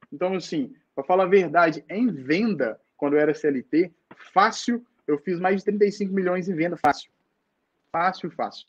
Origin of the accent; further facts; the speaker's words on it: Nova Serrana, Minas Gerais, Brazil; saí lá de Novo Serrano, vim para BH